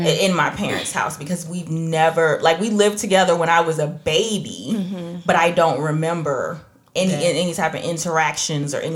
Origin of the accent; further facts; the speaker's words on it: Trinidad & Tobago; now in United States; I'm from Trinidad